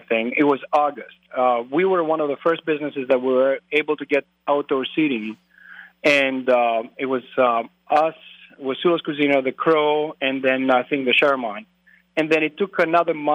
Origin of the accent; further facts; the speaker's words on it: Greece; moved away as an adult; also born or lived in Twin Cities, Minnesota / Eau Claire, Wisconsin; now in La Crosse, United States; I'm originally from Greece. I grew up in Greece. I grew up on a dairy farm